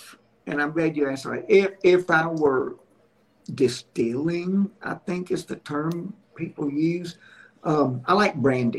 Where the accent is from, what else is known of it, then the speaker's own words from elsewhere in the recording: Alabama, United States; starting September 1, it goes into the ABC stores in my home state here in Alabama.